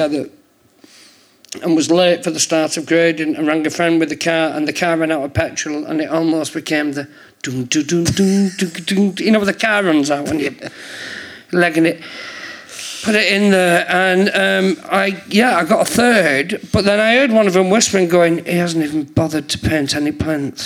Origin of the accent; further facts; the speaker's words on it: St Helens, North West England, United Kingdom; moved away as an adult; also born or lived in London; I'm from St. Helens.